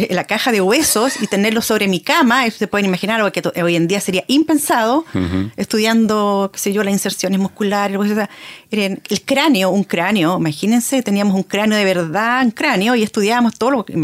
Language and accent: Spanish; Concepción, Biobío, Chile; Exacto, cuando uno creció acá